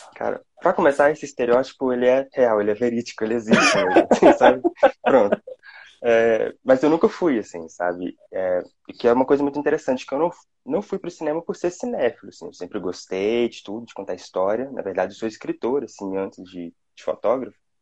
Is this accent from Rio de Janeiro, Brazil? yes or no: no; Belo Horizonte, Minas Gerais, Brazil; sou aqui de Minas, Belo Horizonte